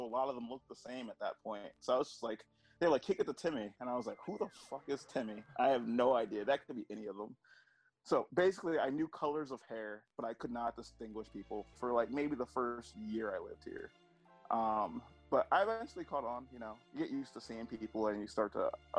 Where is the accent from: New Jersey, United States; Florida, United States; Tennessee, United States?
New Jersey, United States; Glassboro; moved away as an adult; also born or lived in Bronx, New York; now in Philadelphia, United States; I was born in the Bronx, New York. Lived there for 7 years. That's where a lot of my family's from, on both my mom and my dad's side. Then I moved down to South Jersey in Glassboro, and I lived there from when I was 7 to when I graduated college